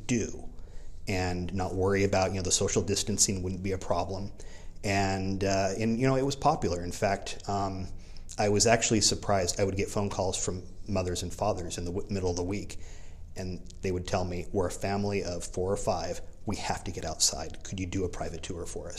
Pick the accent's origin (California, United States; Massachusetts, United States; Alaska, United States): California, United States; Whittier; also born or lived in Corona; I grew up in Whittier